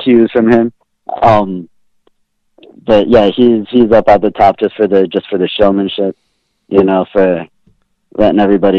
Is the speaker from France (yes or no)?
no; East Coast, United States; Because I grew up on the East Coast. It was WWF when I was growing up.